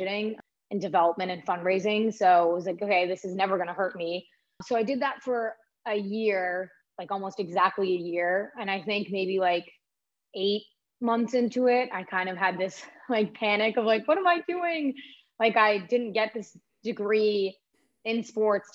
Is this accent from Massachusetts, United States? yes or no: yes; South Shore, Massachusetts, United States; I grew up in the South Shore